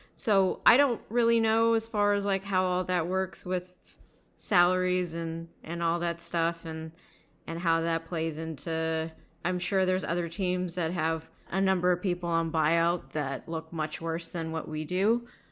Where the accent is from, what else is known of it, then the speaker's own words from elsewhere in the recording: Bay Area, California, United States; also born or lived in New York; spending most of my time growing up in the Bay Area